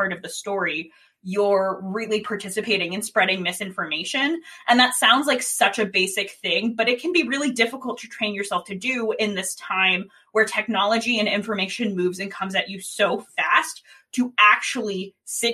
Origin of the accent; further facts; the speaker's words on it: Sandy Hook, Connecticut, United States; I'm from Sandy Hook